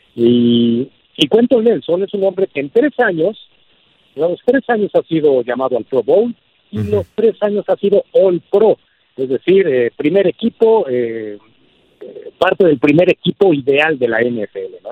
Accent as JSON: {"language": "Spanish", "country": "Mexico", "said": "nada nos haría más felices como mexicanos"}